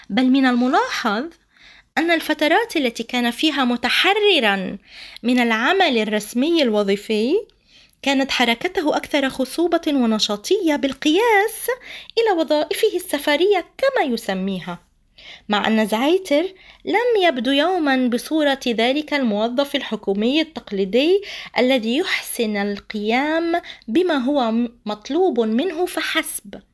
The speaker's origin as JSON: {"language": "Arabic", "country": "Palestine", "said": "علينا نحن كفلسطينيين وكناشطين كمثقفين وغيره أن آه، نعلم عن آه، أساتذتنا الكبار"}